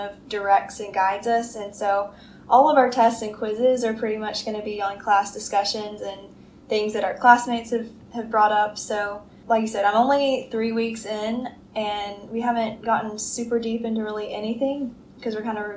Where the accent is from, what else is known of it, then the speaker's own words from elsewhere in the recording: Nashville, Tennessee, United States; moved away as an adult; now in Birmingham, United States; I'm actually from Nashville, Tennessee, and my family lives there, and I've lived there my whole life